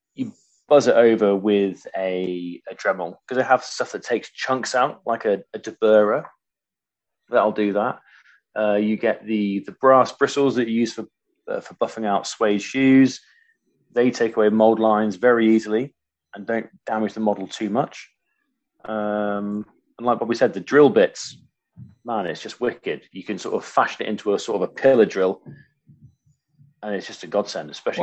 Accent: Waltham, Yorkshire and the Humber, United Kingdom; moved away; also born or lived in Cornwall; I grew up in Waltham, a little village outside of Grimsby

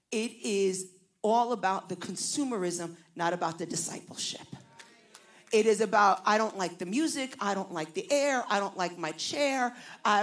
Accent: New York City, New York, United States; accent: Puerto Rican from Brooklyn; also born or lived in New Jersey; I was raised in New York City, but I now pastor in New Jersey

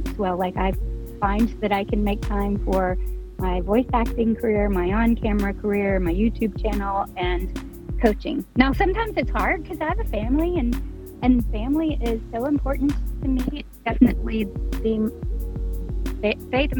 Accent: northeast Louisiana, United States; moved away as an adult; now in Dallas, United States; I grew up in Louisiana

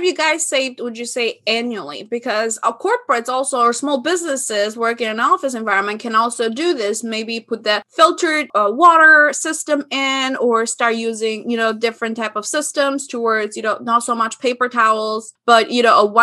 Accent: Albania; moved away; growing up in Albania

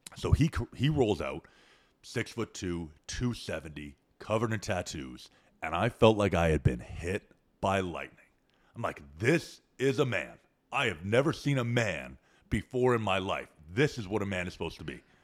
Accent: Canada; moved away as an adult; now in Austin, United States; growing up in Canada.

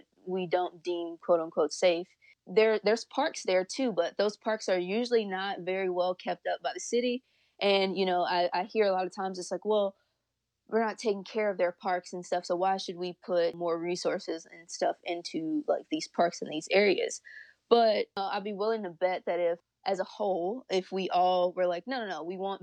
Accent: Louisiana, United States; moved away; I grew up in Louisiana

